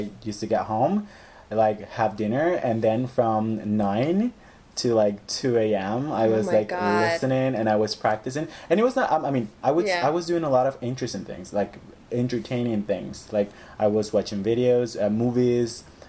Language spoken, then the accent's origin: English; El Salvador; English is a second language; moved away as an adult; also born or lived in United States; now in Chile; I am from El Salvador. I grew up in El Salvador, and I learned English in university, because I am an English teacher, as you said. But I've been going to the U.S. I've been living in the U.S. for the last 6 years.